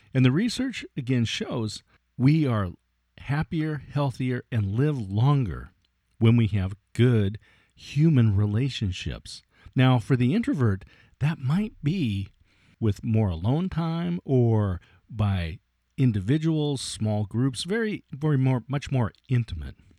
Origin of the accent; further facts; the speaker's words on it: Oregon State University, United States; It was held in my hometown here at Oregon State University